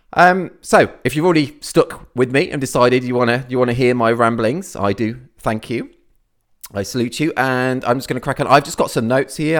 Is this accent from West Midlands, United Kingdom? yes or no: yes; near Birmingham, West Midlands, United Kingdom; now in Cornwall, United Kingdom; I originally, I came from the Midlands, near, near Birmingham. That's where I grew up